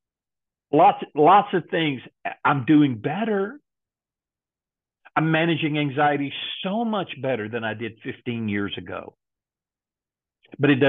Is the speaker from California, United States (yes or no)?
no; Texas, United States; I grew up in Texas